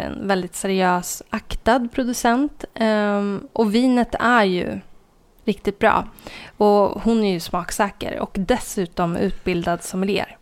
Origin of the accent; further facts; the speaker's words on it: Sveg, Jämtland, Sweden; moved away; min hemort Sveg där det inte bor mer än 2000 personer